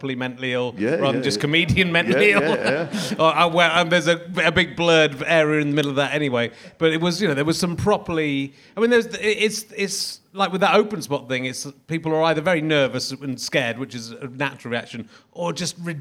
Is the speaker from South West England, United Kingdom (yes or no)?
yes; Cheddar, South West England, United Kingdom; now in Hertfordshire, United Kingdom; I grew up in Cheddar